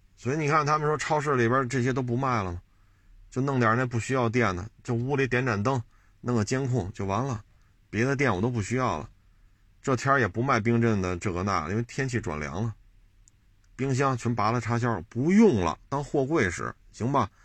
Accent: China; 我是中国人

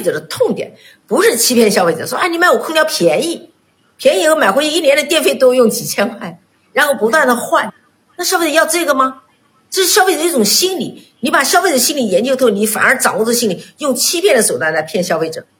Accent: China; 当时我们中国人全部到日本买饭包，这是让我最气愤的。

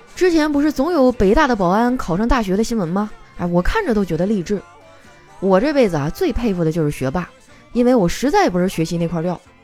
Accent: Northeast China, China; now in Shanghai, China; 身为一个东北人啊，我还是很喜欢我家乡的文化的

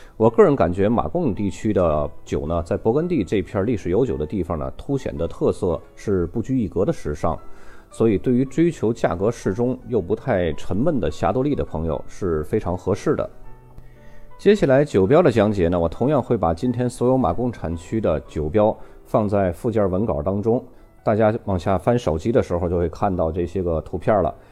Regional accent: China; 我们中国人

